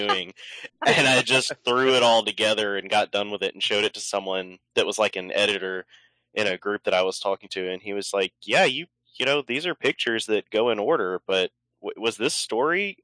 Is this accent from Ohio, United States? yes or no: no; Mississippi, United States; I live in Mississippi. I was born and raised here all my life.